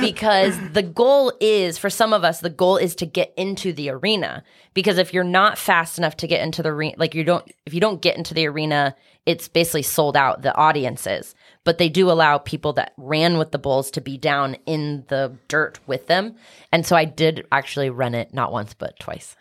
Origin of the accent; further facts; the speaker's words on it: Kansas City, United States; also born or lived in California / Iowa (family); I grew up in Kansas City